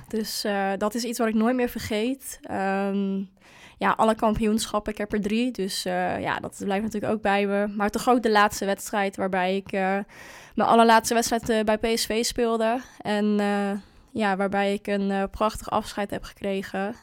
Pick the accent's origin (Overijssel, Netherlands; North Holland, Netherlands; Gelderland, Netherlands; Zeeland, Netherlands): Overijssel, Netherlands; Hengelo; bij HV Hengelo, dus in, waar ik vandaan kom